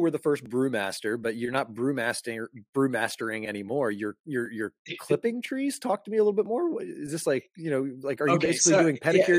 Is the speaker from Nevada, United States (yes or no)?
no; Florida, United States; also born or lived in South Carolina; I grew up in Florida for most of my life, a little bit in South Carolina, mostly in Florida